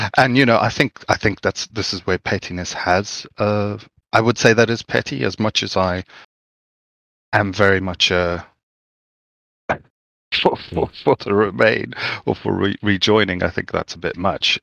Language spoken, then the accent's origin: English; Zimbabwe; I grew up in Zimbabwe